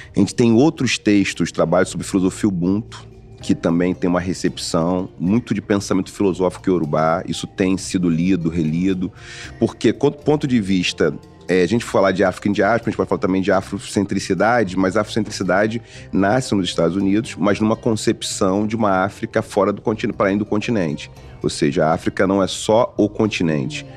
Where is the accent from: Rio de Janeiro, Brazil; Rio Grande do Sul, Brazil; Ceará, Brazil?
Rio de Janeiro, Brazil; Eu nasci em Oswaldo Cruz, um bairro ali próximo de Madureira